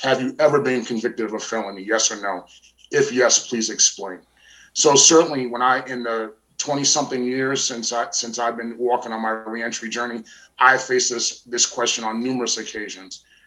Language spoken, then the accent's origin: English; New York, United States; growing up in New York and growing up around different family and friends